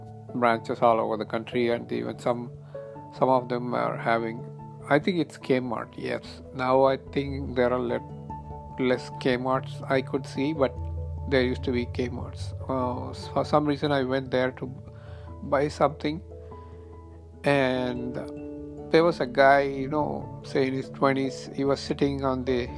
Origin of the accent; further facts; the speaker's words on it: India; English is a second language; now in United States; I came to US from India about 20 years ago, and there were a lot of things happening in India